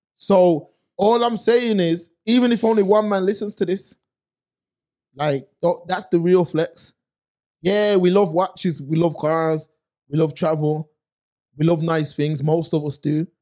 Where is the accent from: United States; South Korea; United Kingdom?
United Kingdom; Birmingham, West Midlands; I'm from Erdington